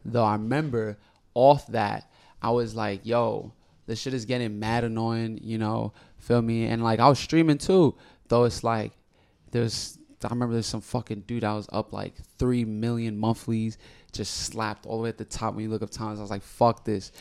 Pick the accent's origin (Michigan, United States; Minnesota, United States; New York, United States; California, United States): New York, United States; New York City; I'm from Washington Heights, the biggest heights ever known to man